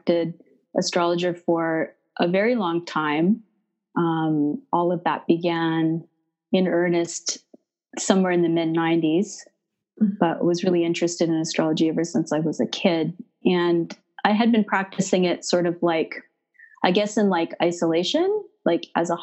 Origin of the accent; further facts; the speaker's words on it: Canada; now in Montreal, Canada; I'm Canadian, so I'm up in Canada, currently based in Montreal, Quebec